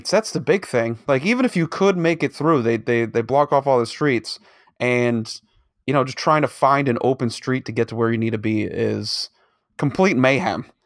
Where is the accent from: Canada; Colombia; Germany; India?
Canada; Because we're from Canada.